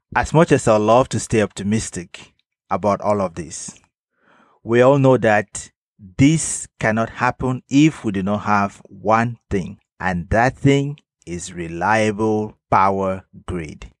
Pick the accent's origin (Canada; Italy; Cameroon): Cameroon; In my home country, Cameroon